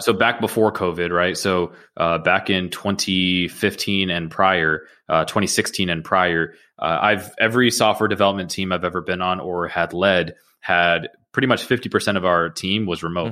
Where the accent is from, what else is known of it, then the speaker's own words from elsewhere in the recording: Georgia, United States; also born or lived in Queens, New York / Atlanta; My, uh, family moved to the suburbs of Georgia when I was, uh, eight years old